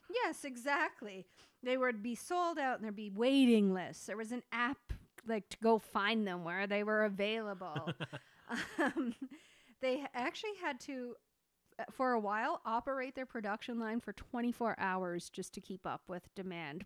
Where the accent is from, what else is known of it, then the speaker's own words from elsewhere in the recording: Canada; being Canadian